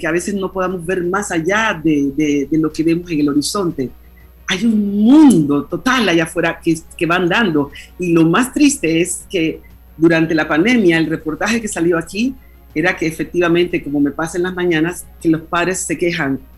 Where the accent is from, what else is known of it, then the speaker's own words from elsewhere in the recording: Panama; now in Spain; cuando yo salí de Panamá en el año 1976, que vine a estudiar a España